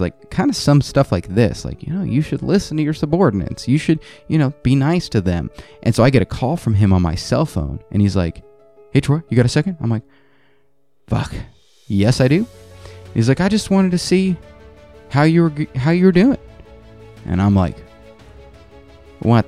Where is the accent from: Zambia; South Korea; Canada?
South Korea; moved away; I grew up in Korea